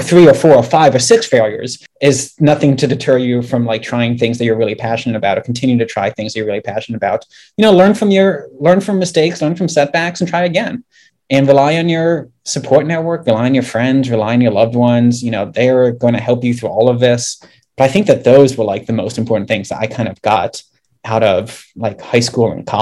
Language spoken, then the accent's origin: English; just outside Washington, D.C., Maryland, United States; So I grew up in Maryland and I grew up like just outside of Washington, D.C.